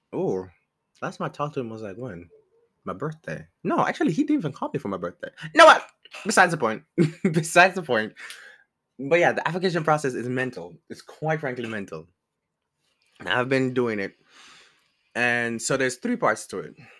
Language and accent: English; Jamaica; moved away as an adult; now in United States; I am Jamaican, and I came to, um, I came to America, like, five years ago